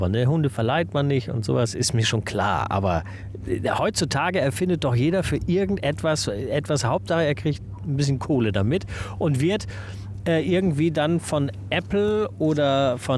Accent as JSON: {"language": "German", "region": "Northern Germany", "country": "Germany", "tie": "born there", "lives_now": "Niederkassel, Germany", "said": "Ich als gebürtiges Nordlicht merke an solchen äh, Tagen, in solchen Momenten immer wieder, dass ich Wasser brauche."}